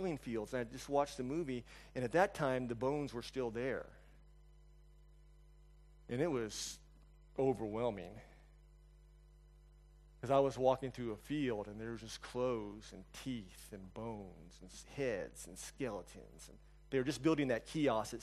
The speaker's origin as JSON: {"language": "English", "country": "United States", "also_born_or_lived": "China", "said": "I'm an American."}